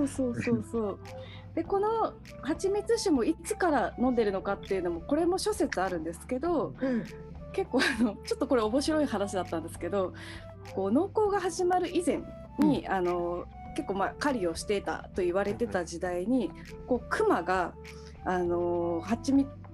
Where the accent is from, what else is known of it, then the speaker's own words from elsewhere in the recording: Japan; 日本で、まあ、生まれ育っている